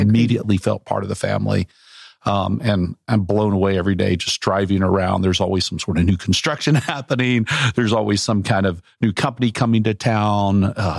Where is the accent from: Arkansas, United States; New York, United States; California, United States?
Arkansas, United States; moved away; growing up in Arkansas, I grew up in Central Arkansas.